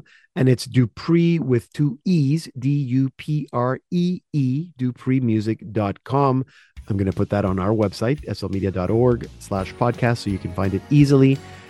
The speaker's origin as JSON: {"language": "English", "country": "Panama", "tie": "born or raised there", "moved": "yes", "lives_now": "Canada", "said": "I grew up in Panama, so I'm used to like tropical Christmas, but going to the beach on Christmas Day is a little weird now that I've been in Canada for 35 years."}